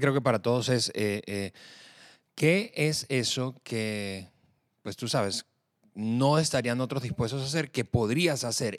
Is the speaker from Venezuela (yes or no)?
yes; Venezuela; moved away as an adult; now in Mexico; llegamos eh, eh, a, México, de nuestro país de origen, de Venezuela